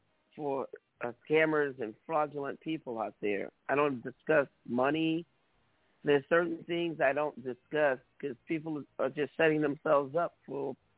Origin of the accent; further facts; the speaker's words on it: New York City, New York, United States; also born or lived in California / Utah; now in Las Vegas, United States; I'm from New York City. Been in Vegas since 2005. I currently live in Vegas now. Las Vegas, Nevada.